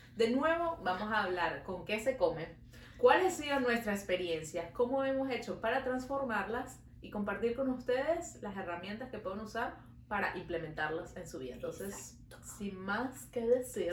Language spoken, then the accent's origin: Spanish; Venezuela; now in Montreal, Canada